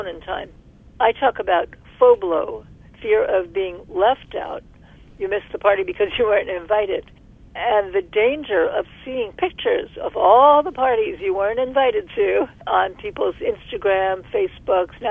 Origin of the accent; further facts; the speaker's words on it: New York City, New York, United States; moved away as an adult; also born or lived in Berkeley, California; I'm from Brooklyn, New York